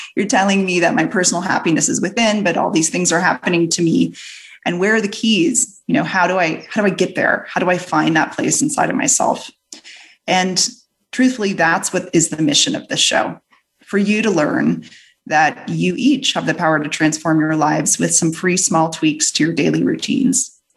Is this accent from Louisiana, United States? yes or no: yes; New Orleans, Louisiana, United States; my Southern parents as I hail from New Orleans